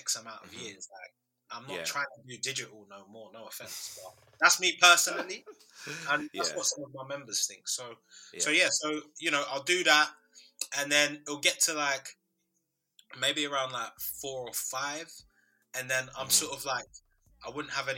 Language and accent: English; London, United Kingdom; I was born in London.